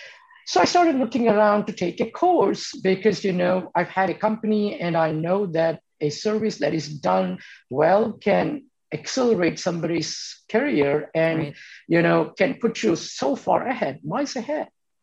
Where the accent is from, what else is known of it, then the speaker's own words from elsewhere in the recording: India; moved away as an adult; now in United States; You know, I came to this country from India 30 years ago on a scholarship to Kansas State University.